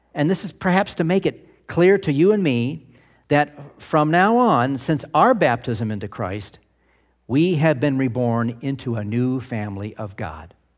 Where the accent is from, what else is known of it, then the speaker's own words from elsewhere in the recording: United States; We Americans